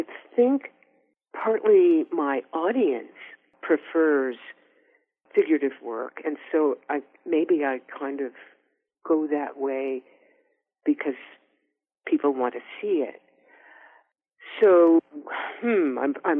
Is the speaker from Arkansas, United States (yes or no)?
no; Oakland, California, United States; we're also both from Oakland